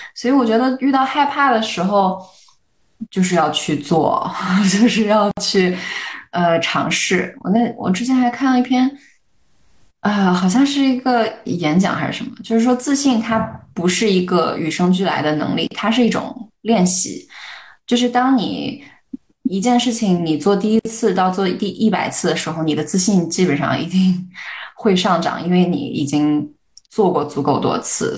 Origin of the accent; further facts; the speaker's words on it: a small city in Shandong, China; moved away as an adult; also born or lived in United States; 我一个在 山东小城市长大， 然后还经历过高考，虽然我我在美国念的大学的这样的一个人